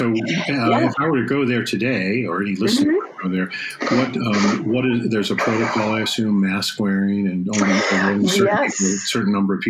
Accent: Park Forest, Illinois, United States; moved away; I grew up in Park Forest in the south suburbs.

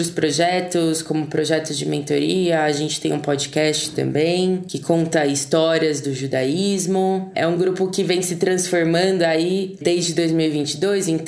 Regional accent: interior of São Paulo, Brazil; now in São Paulo, Brazil; Sou nascida aqui em São Paulo, cresci no interior, por isso é um, um sotaque um pouquinho

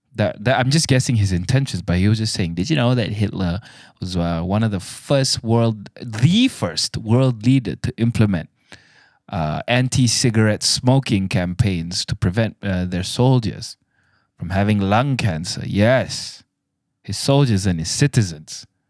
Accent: Malaysia; I'm a Malaysian

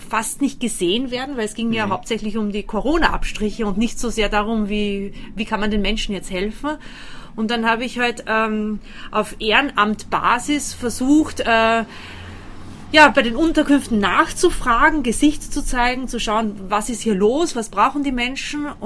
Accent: Austria; moved away as an adult; now in Germany; Ich bin äh, gebürtige Österreicherin, in Österreich geboren und aufgewachsen. Und seit fünf Jahren lebe, lebe ich hier in Deutschland mit meinem Mann

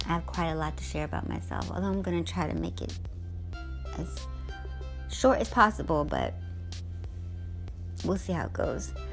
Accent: United States; also born or lived in Guyana; So I grew up in the States. This is really all I know.

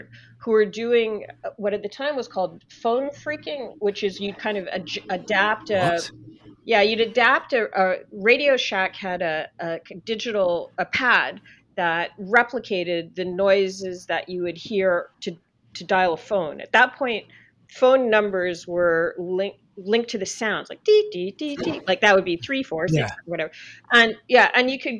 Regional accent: Canada; I'm Canadian

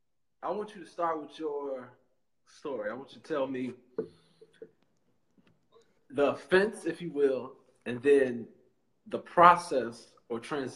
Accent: Chicago, Illinois, United States; now in Washington, United States; I am from Chicago, Illinois. I am currently in D.C. attending the illustrious, I think that's a good word, the illustrious Howard University.

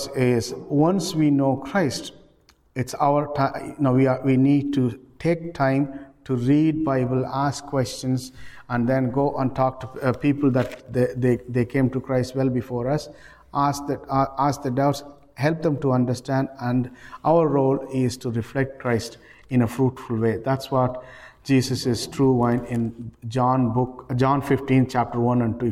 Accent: Ireland; We are known for, as Irish people in this country, we are very well known for charity

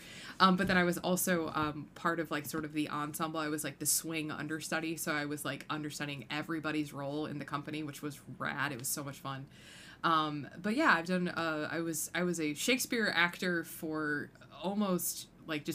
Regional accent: United States; I grew up in the Quad Cities

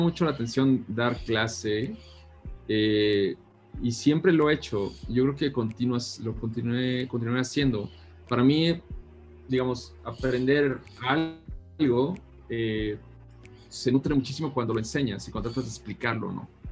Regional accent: San Luis de la Paz, Guanajuato, Mexico; soy originario de un pueblo en Guanajuato que se llama San Luis de la Paz

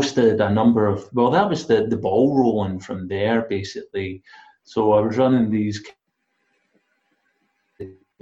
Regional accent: Glasgow, Scotland, United Kingdom; I'm from Glasgow.

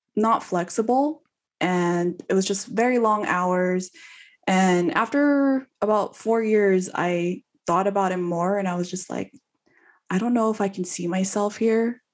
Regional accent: California, United States; moved away as an adult; also born or lived in Houston; I'm from California

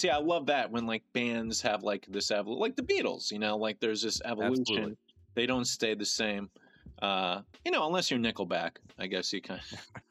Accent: New York City, New York, United States; now in California, United States; I'm from New York City originally. Now I'm also out here on the West Coast in Cali.

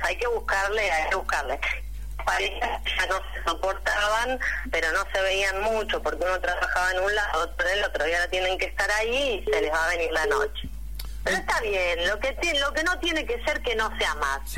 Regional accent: Pennsylvania, United States; now in Argentina; yo soy de Pensilvania

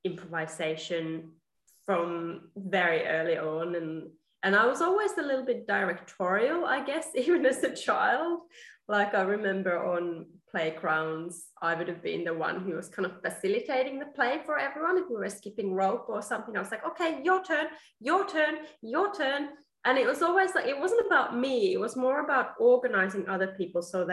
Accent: Finland; moved away as an adult; also born or lived in England / Australia; now in Melbourne, Australia; I grew up in Finland, and then I studied in England, and I have been in Australia for about 12 years now.

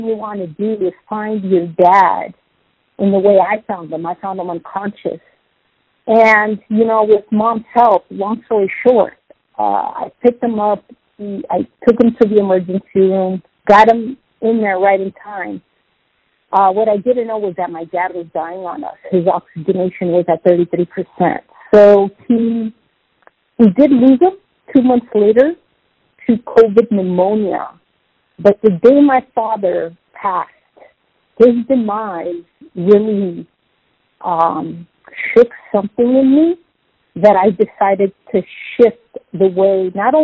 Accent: San Diego, California, United States; also born or lived in Los Angeles; I was born in Los Angeles, raised in San Diego

